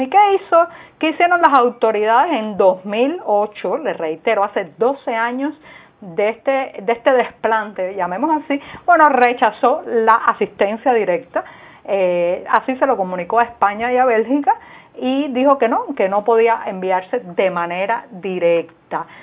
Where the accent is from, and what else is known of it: Cuba